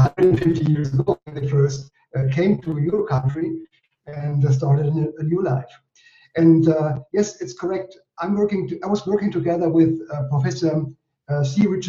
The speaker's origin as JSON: {"language": "English", "town": "Frankenthal", "region": "Rhineland-Palatinate", "country": "Germany", "tie": "born or raised there", "said": "So I was raised in Frankenthal. That's in the Palatinate, in the area of Mannheim and Heidelberg."}